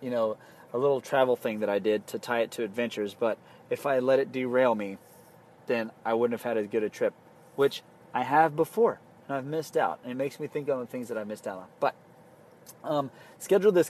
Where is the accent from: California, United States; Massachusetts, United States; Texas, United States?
Texas, United States; South Padre Island